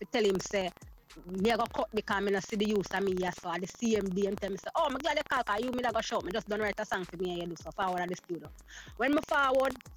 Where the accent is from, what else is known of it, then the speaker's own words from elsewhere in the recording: Spanish Town, Saint Catherine, Jamaica; I was born and raised in Spanish Town, in St. Catherine, that's in Jamaica